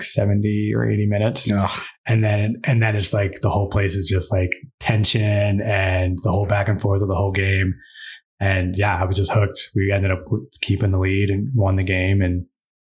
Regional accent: New Hampshire, United States; moved away as an adult; now in Utah, United States; I'm from New Hampshire, from New England.

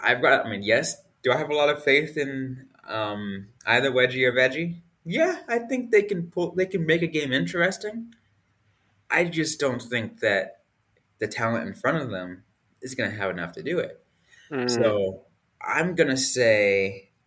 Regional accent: San Jose, California, United States; my hometown team

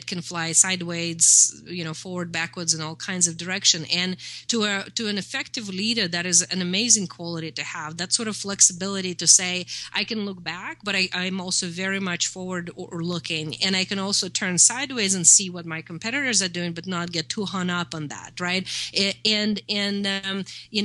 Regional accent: Russia; moved away; I'm from Russia. I know how the mentality works. I grew up in the USSR.

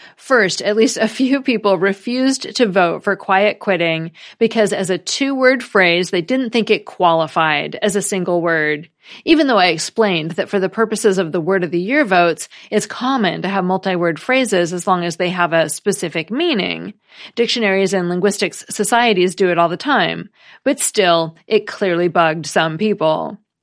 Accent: United States; as an American

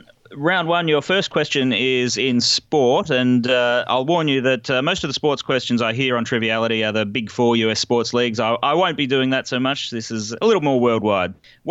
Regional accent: Melbourne, Victoria, Australia; I'm from Melbourne, Australia.

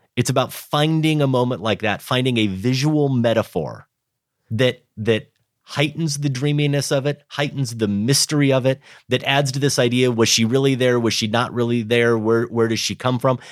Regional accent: Grinnell, Iowa, United States; moved away; my hometown of Grinnell.

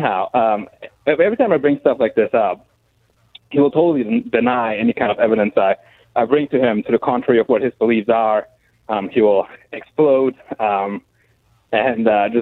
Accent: Germany; now in Fort Worth, United States; I'm from Germany. I'm a German national. I live here in Fort Worth

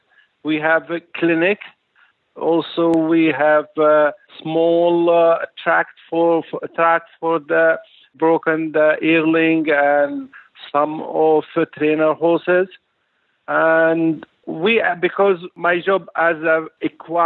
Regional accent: Libya; we are from Libya

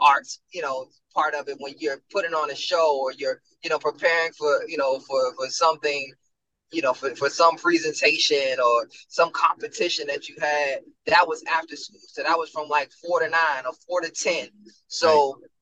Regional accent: Washington, District of Columbia, United States; moved away; I was born in Greater Southeast Hospital

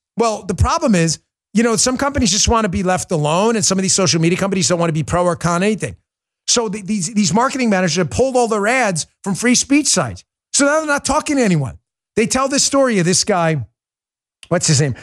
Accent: United States; I'm from the United States, not the U K or Australia

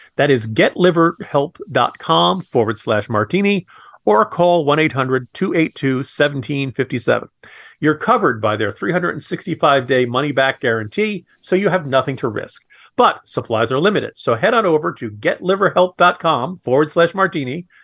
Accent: Virginia, United States; my home state of Virginia

